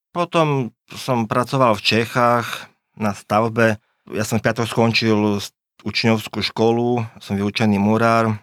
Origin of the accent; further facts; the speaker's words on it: Poprad, Prešov Region, Slovakia; now in Bratislava, Slovakia; Žijeme tu v Bratislave už od roku 2000, pochádzame z Popradu, sme Rómovia